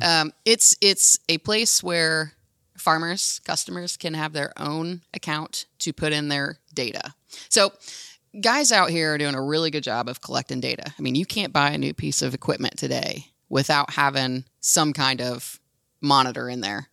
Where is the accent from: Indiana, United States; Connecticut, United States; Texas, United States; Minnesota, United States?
Indiana, United States; Hamilton County; growing up in Hamilton County and down the road from Bex